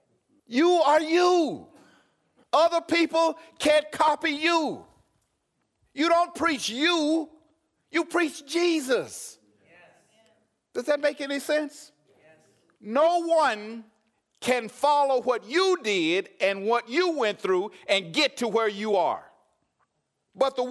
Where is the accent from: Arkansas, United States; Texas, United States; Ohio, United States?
Arkansas, United States; I'm from Arkansas